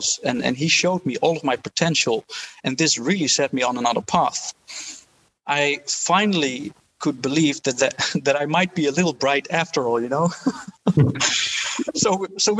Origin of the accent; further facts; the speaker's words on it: Haarlem, North Holland, Netherlands; I grew up in Haarlem in the Netherlands in a relatively poor family in Dutch standards